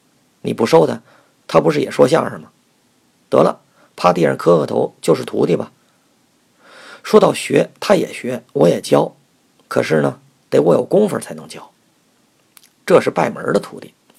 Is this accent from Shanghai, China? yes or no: no; Beijing, China; now in Tianjin, China; 我是北京人，在这儿说话，你们听着是北京味儿，可是我在天津呢，待了少四十年了。